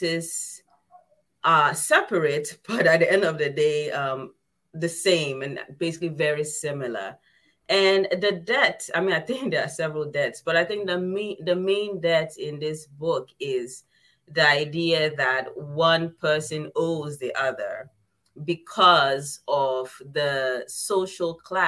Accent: Ghana; I come from Ghana

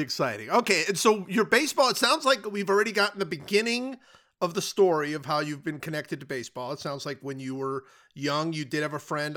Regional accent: Cleveland, Ohio, United States; I grew up in Cleveland.

